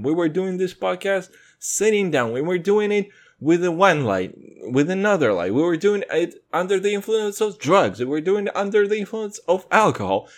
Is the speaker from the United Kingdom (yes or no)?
no; Kazakhstan; moved away; I'm from Kazakhstan.